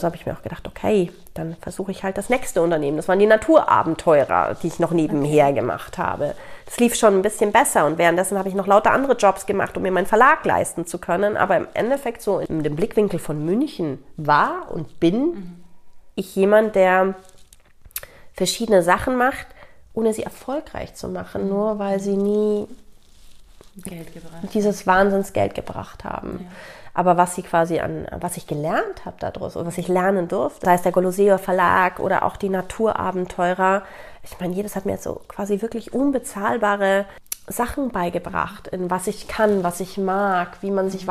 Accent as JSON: {"language": "German", "country": "Italy", "tie": "born or raised there", "moved": "yes", "said": "ich bin in Italien mit auch aufgewachsen"}